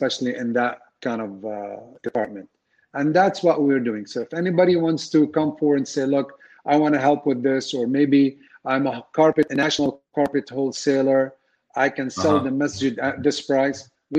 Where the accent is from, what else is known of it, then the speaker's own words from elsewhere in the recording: Dallas, Texas, United States; we are from North Dallas